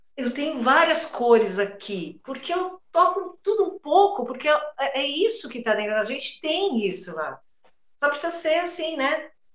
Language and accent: Portuguese; São Paulo, Brazil; eu sou paulistana da Gema. Né? Eu nasci, eu nasci e fui criada na rua na Djalma Dutra, uma travessa da São Caetano com a João Teodoro, bairro da Luz